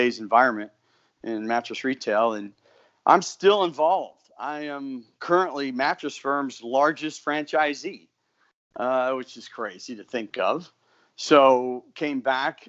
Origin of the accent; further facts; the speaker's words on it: Mitchell, South Dakota, United States; I actually have a store in my hometown of Mitchell, South Dakota